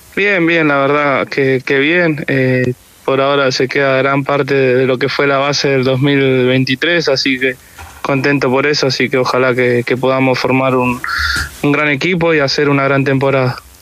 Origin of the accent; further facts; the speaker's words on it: Rafael Castillo, Buenos Aires Province, Argentina; moved away as an adult; now in Coquimbo, Chile; yo vivo en Rafael Castillo, que es donde, donde me crié siempre